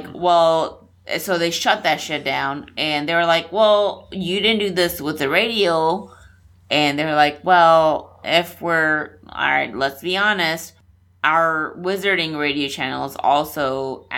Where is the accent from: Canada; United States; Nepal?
Nepal; moved away; When I was growing up in Nepal.